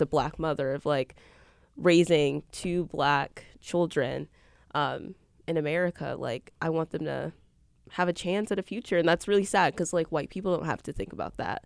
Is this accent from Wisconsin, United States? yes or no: yes; Milwaukee, Wisconsin, United States; I'm a journalism major from Milwaukee, from the Northwest side.